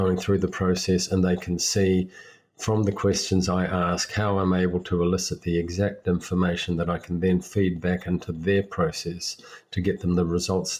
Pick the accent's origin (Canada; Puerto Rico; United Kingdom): United Kingdom; England; I was born in England